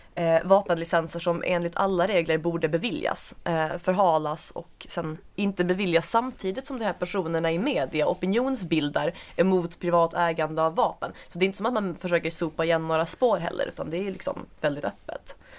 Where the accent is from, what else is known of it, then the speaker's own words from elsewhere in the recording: Svalöv, Skåne, Sweden; Jag är från Svalöv